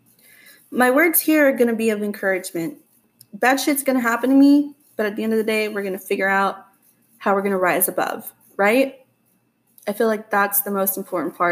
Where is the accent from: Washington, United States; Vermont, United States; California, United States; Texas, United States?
Texas, United States